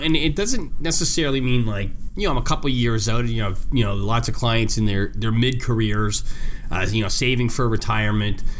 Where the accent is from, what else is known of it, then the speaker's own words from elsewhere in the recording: Canada; now in Chicago, United States; I'm Canadian